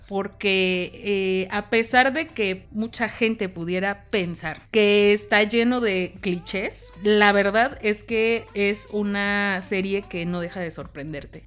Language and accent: Spanish; Mexico; somos mexicanos